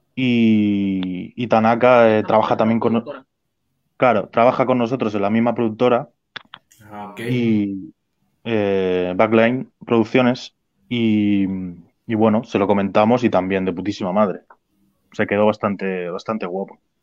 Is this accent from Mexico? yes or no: no; Spain; nosotros los españoles